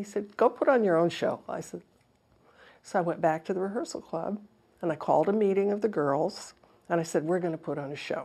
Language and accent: English; California, United States; moved away as an adult; I'm from California